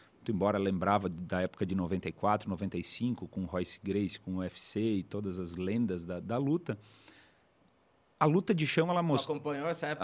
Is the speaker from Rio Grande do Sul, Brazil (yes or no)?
yes; Bento Gonçalves, Rio Grande do Sul, Brazil; da capital brasileira do vinho que venho, lá de Bento Gonçalves